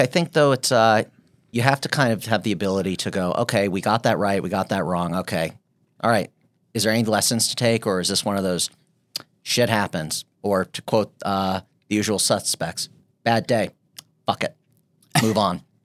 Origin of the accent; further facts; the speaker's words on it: United States